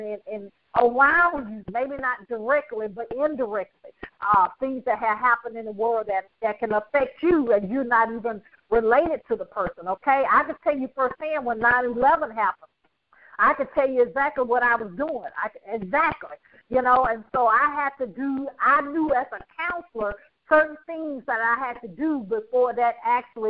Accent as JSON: {"language": "English", "region": "the South", "country": "United States", "said": "I'm from the South"}